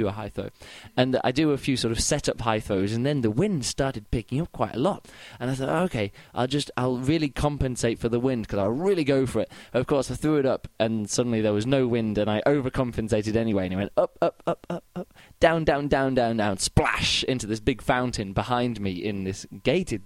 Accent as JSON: {"language": "English", "region": "England", "country": "United Kingdom", "moved": "yes", "lives_now": "Berlin, Germany", "said": "I'm from England. I now live in Berlin."}